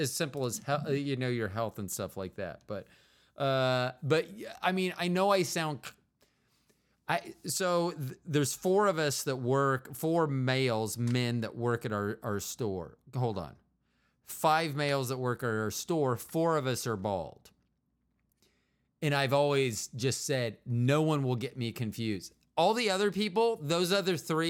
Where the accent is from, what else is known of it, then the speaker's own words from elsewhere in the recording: Kansas City, United States; also born or lived in Florida; I went to high school here in Kansas City, junior high and high